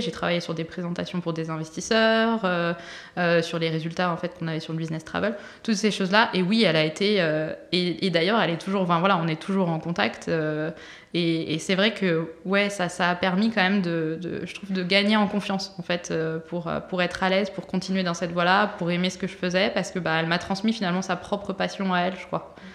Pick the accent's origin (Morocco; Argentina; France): France; Brittany; je suis originaire de Bretagne